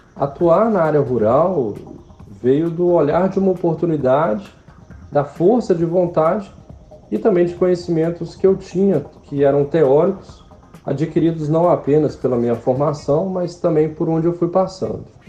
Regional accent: Minas Gerais, Brazil; moved away; como mineiro

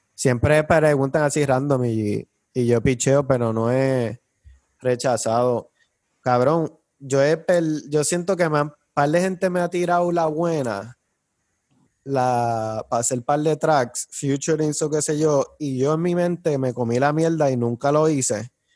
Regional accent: Trujillo Alto, Puerto Rico; Yo me crié encantada en Trujillo Alto, en esa urbanización de acceso controlado

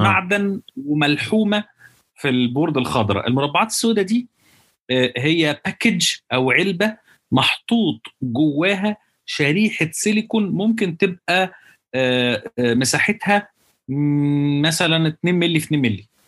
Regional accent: Alexandria, Alexandria Governorate, Egypt; moved away as an adult; also born or lived in United States; انا بقول طلعت مش طلعت لان انا اسكندراني

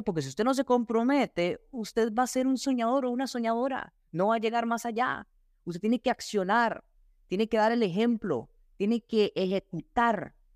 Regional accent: Costa Rica; soy costarricense

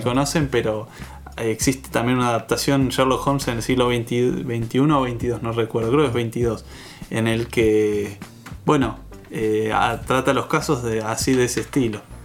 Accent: Mar del Plata, Buenos Aires Province, Argentina; yo no me siento argentino, me siento marplatense

